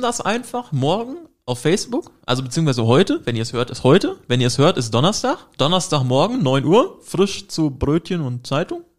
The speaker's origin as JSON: {"language": "German", "region": "Hesse", "country": "Germany", "tie": "born or raised there", "moved": "yes", "said": "bei uns in Hessen mit H, das Bundesland"}